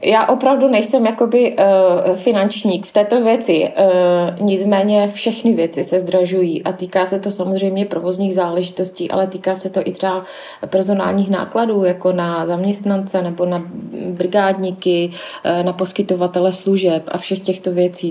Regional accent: Zlín, Zlín Region, Czechia; kteří tady pracujeme, tak většinou pocházíme a jsme ze Zlína

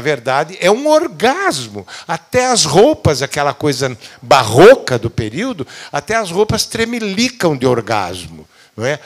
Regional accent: Brazil; perguntou de onde é que a gente era, disse do Brasil

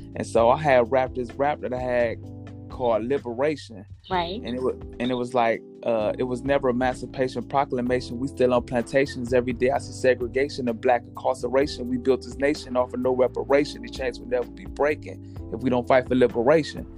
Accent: Toledo, Ohio, United States; I'm from Toledo, Ohio

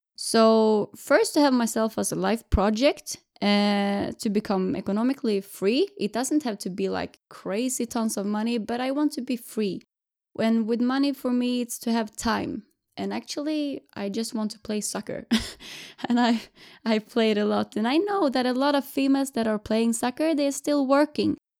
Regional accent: Jönköping, Jönköping County, Sweden; now in Gothenburg, Sweden; Right now, I live in Gothenburg, but I'm from Jönköping from the beginning

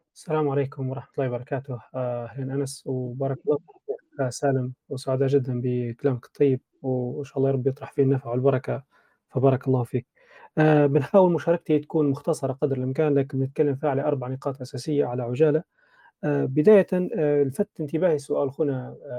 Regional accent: Libya; كليبيين في بلادنا

